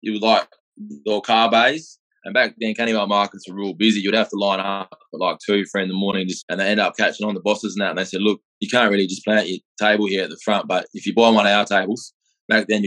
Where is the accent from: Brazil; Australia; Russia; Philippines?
Australia; Perth, Western Australia; also born or lived in Adelaide; I grew up in Perth. I was about 6 months old when I come here. I was born in Adelaide